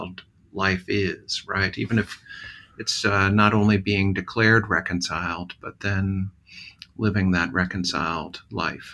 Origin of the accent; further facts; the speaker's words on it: Southwest Missouri, United States; growing up in Southwest Missouri